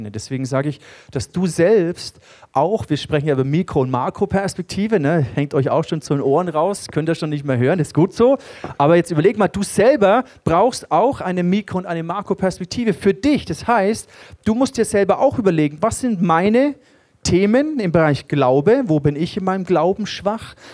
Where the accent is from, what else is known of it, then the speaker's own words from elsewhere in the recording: Germany; Und äh, für uns ist es gar nicht so ein Begriff, Königtum und, und so. Das ist uns nicht nah als Deutsche.